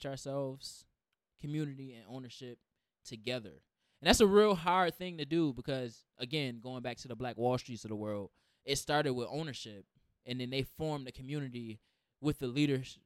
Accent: Rochester, New York, United States; I'm from the, you know, the west side of Rochester.

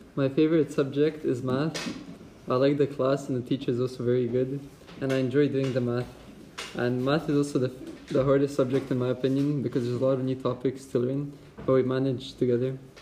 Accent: Croatia; I'm from grade 9, and I'm from Croatia

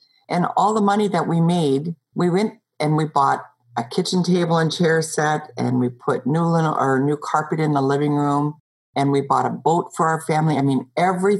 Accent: Montana, United States; I grew up in Montana in the outback next to the mountains

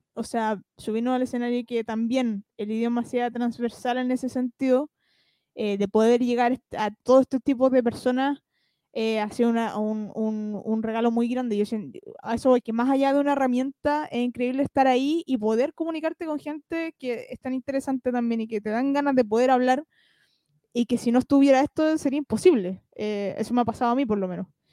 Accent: Chile; como chilenos

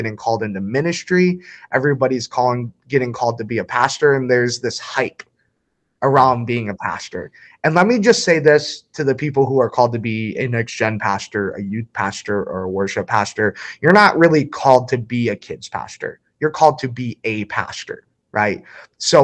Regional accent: New Baltimore, Michigan, United States; I grew up obviously in Macomb County in a little town called New Baltimore, Michigan.

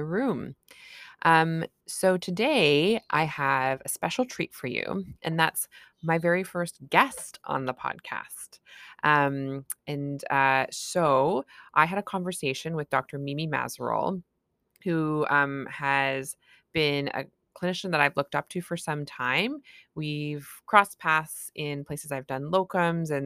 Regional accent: Canada; I'm a Canadian family physician

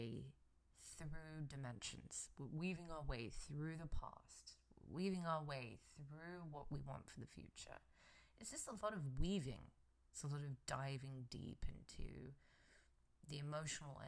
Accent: England, United Kingdom; now in United States; I am originally from England, and I'm in America.

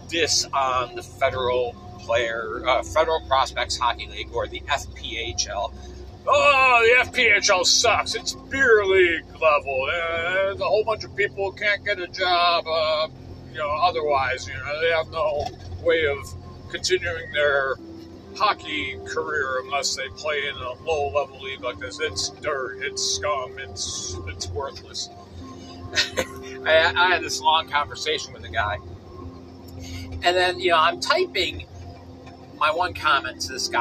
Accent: Binghamton, New York, United States; My hometown of Binghamton, New York

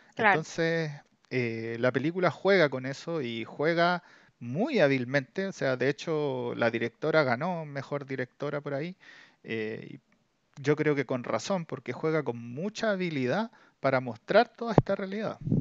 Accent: Chile; somos de Chile

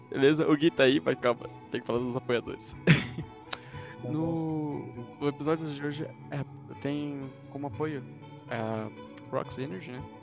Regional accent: Brazil; A gente é brasileiro, né?

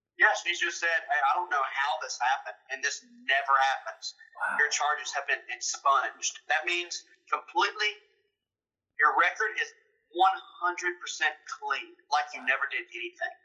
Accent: Clinton, Mississippi, United States; I'm from Clinton, Mississippi. Uh, born and raised here

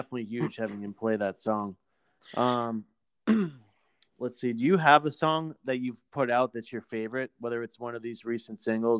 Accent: Exeter, New Hampshire, United States; We're actually both from Exeter, New Hampshire. He moved there from Massachusetts, but like I could walk to his house in 5 minutes.

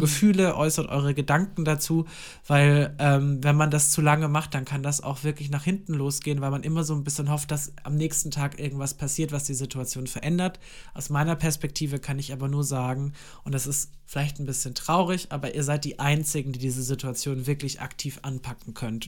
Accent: Germany; das ist ja die nächstgrößere Stadt bei mir, da wo ich aufgewachsen bin

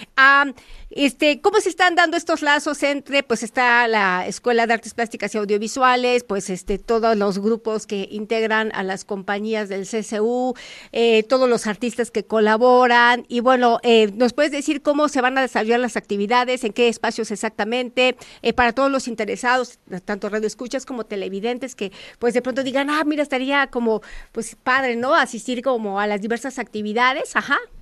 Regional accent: Mexico

